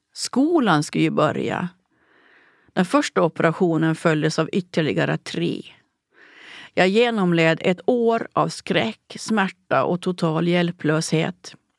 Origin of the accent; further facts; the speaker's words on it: Åland Islands; processerna i min hembygd